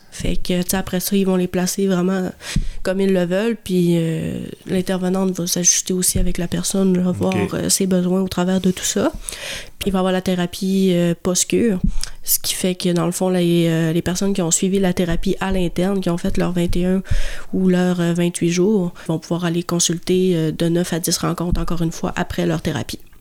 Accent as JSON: {"language": "French", "town": "Jonquière", "region": "Quebec", "country": "Canada", "said": "je viens de Jonquière."}